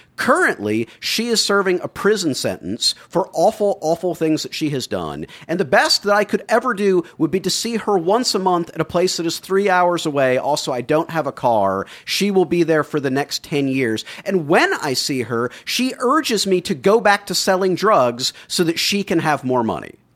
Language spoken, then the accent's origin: English; the South, United States; Growing up in the South